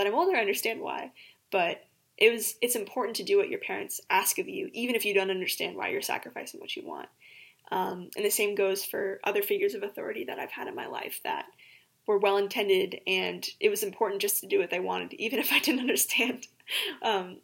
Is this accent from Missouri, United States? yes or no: yes; Springfield, Missouri, United States; I was raised here in Springfield, Missouri, and I attended Temple Israel for the entirety of my childhood